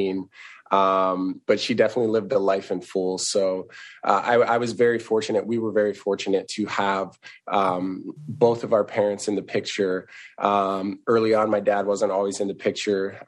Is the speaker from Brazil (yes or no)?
no; South Dakota, United States; moved away as an adult; also born or lived in Los Angeles / Chicago; now in New York, United States; I grew up in South Dakota, so I'm a small town